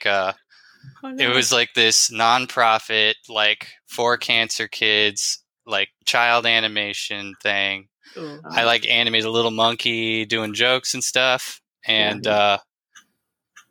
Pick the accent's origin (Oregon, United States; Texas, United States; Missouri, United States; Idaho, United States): Texas, United States; Austin; also born or lived in Chicago; I'm from Texas, Austin, Texas